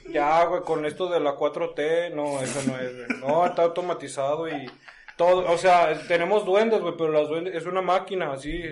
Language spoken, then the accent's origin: Spanish; Ecatepec, State of Mexico, Mexico; born there; No, yo nací en Ecatepec.